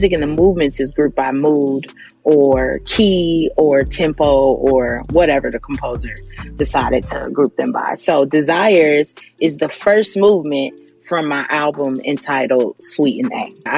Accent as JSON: {"language": "English", "town": "Gary", "region": "Indiana", "country": "United States", "tie": "born or raised there", "said": "I'm originally from Gary, Indiana."}